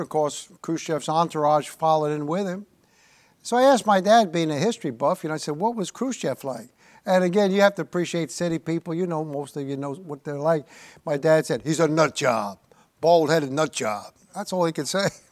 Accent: New York City, New York, United States; I was born there

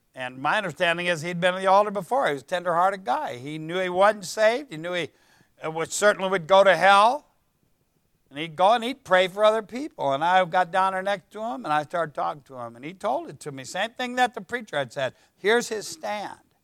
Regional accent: Ohio, United States; I'm from Ohio

